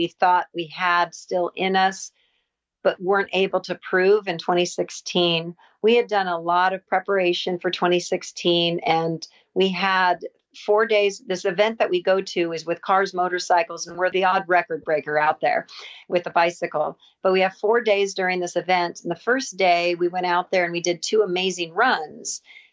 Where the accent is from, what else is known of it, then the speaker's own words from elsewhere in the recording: Southern California, United States; I'm from Southern California